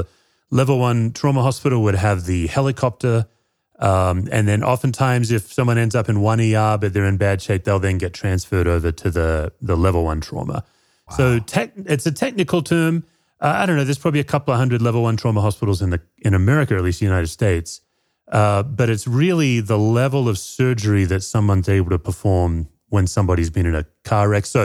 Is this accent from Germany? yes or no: no; Perth, Western Australia, Australia; moved away as an adult; also born or lived in Tennessee, United States; now in Colorado, United States; Yeah, I grew up in Perth, Western Australia.